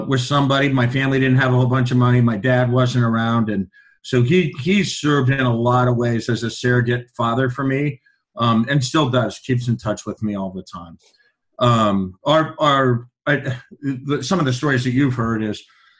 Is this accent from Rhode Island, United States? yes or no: no; Iowa City, Iowa, United States; moved away; growing up in Iowa City